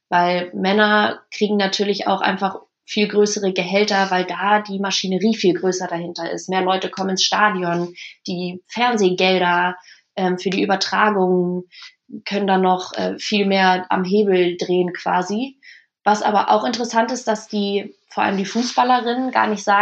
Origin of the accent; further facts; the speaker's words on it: Germany; jetzt spielt die deutsche Frauennationalmannschaft. Ähm, das ist, das ist mein Land, das ist mein, meine Heimat.